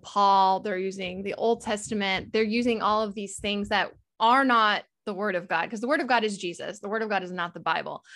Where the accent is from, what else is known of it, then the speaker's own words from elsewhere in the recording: Texas, United States; I'm from Texas